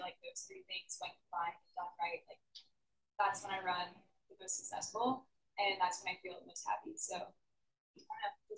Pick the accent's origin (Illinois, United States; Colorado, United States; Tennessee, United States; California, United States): Colorado, United States; I just like Colorado. I'm from Colorado originally, so any chance I get to go back